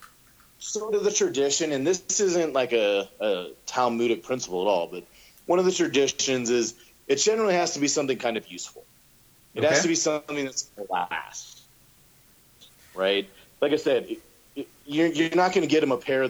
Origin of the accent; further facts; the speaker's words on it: Montana, United States; We grew up in Montana